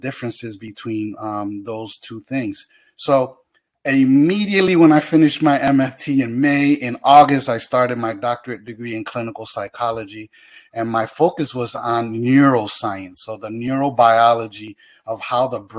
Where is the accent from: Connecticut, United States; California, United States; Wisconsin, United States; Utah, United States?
Connecticut, United States; Hartford; I'm from Hartford, born and raised in Hartford